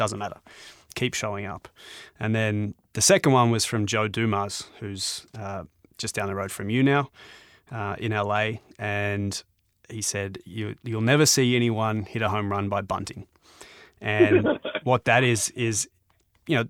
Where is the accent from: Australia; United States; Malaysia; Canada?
Australia; I'm an Australian